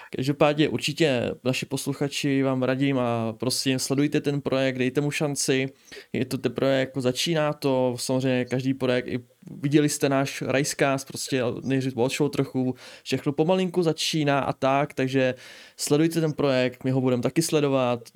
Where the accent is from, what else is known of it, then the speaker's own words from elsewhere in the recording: near Pardubice, Pardubice Region, Czechia; Já jsem od Pardubic přímo.